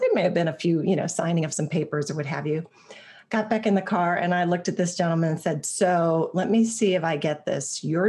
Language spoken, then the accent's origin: English; Ohio, United States; I was actually born and raised in Ohio